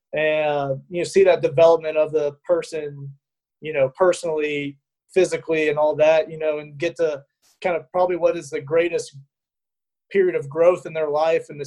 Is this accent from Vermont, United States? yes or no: no; Dallas, Texas, United States; moved away as an adult; also born or lived in Fort Worth, Texas / Utah; now in Louisiana, United States; I'm from Dallas, Texas, originally